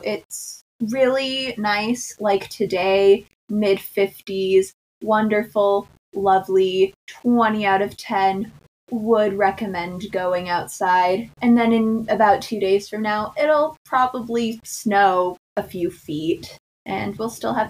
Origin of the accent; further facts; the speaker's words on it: Wyoming, United States; Not by a whole lot, because I'm still from Wyoming, but even after living in the state for over 10 years, I'm still not used to it.